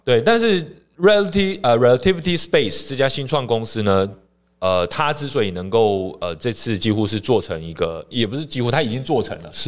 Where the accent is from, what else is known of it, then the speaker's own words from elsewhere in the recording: Taiwan; 我们台湾这边也有在做一些尝试